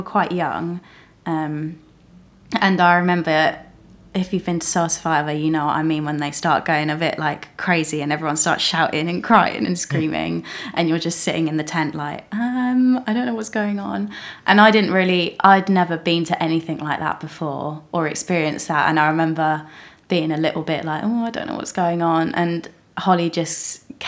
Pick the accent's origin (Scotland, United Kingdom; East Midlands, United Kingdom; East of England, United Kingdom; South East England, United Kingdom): South East England, United Kingdom; Rustington; I grew up in like Rustington area